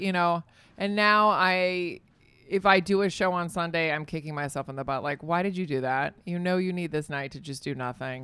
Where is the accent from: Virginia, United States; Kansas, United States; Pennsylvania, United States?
Virginia, United States; born or raised there; moved away as an adult; also born or lived in California / Spain